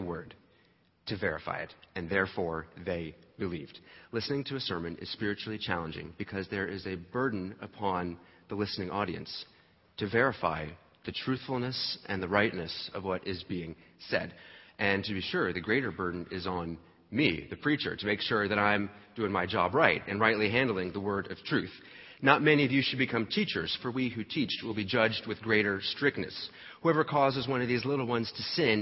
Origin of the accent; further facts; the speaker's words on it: New Jersey, United States; I grew up in New Jersey